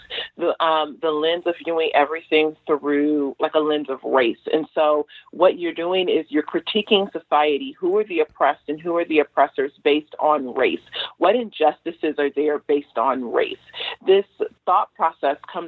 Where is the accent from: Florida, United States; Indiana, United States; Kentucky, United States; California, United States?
California, United States; Los Angeles; I grew up in South